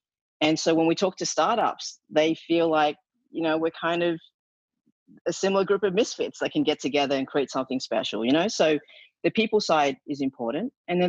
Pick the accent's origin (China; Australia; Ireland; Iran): Australia; accent: Australian; my Australian accent is going, so I get a lot of, you know, hell for embarrassing the country that way.